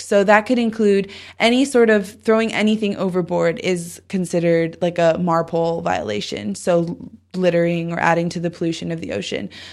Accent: Southern California, United States; I grew up in Southern California

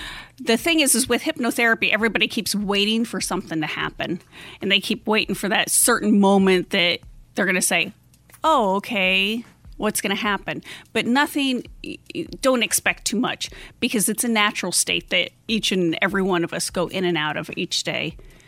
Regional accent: Nebraska, United States; moved away as an adult; I grew up in the Midwest, up in Nebraska, and then I moved to Arizona as an adult

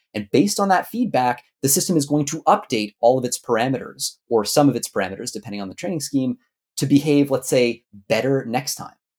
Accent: Canada; I'm Canadian. I was gonna say I'm Canadian originally

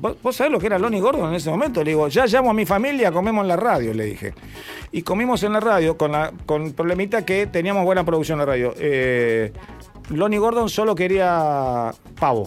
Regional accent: Argentina; somos argentinos

